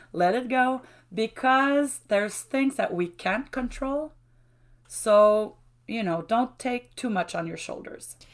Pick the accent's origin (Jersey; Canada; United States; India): Canada; Shawinigan, Quebec; first language French; English is a second language; also born or lived in Trois-Rivières; I was born in Grand Mer. And this is where I grew up till, um, the age of nineteen